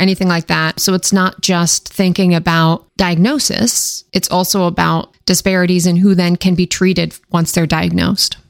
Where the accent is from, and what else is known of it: Washington, United States; born or raised there; now in Maryland, United States